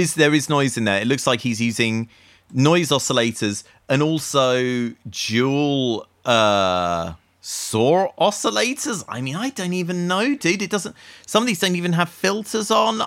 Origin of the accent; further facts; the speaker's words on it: Essex, East of England, United Kingdom; I grew up in Essex